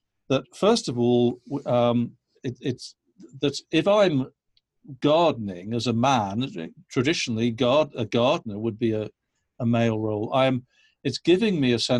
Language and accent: English; England, United Kingdom; now in United States; I come from England, right. where we have all right. of these flower gardens